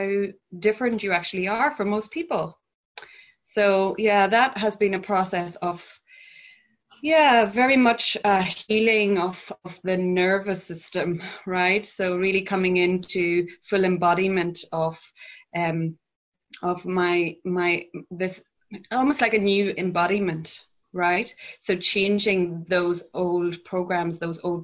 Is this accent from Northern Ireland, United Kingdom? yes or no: yes; Northern Ireland, United Kingdom; moved away as an adult; also born or lived in Belfast; I grew up in a very Catholic, conservative background in Northern Ireland, at the backdrop of the Troubles conflict zone